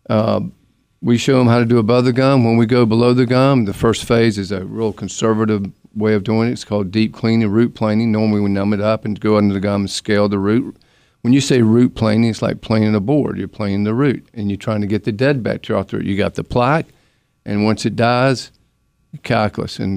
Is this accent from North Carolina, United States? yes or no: yes; Durham, North Carolina, United States; I'm from Durham. I use toothpicks, but you got to put it in the handle, you know